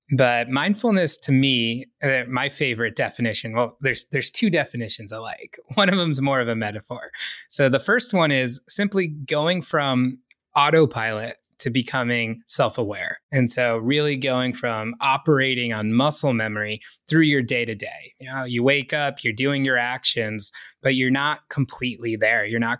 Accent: East Coast, United States; Growing up on the East Coast, I certainly felt that it was a really fast-paced way of life.

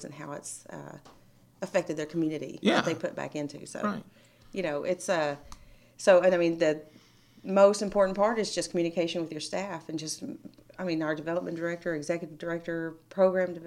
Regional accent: Lufkin, Texas, United States; Born and raised Lufkin

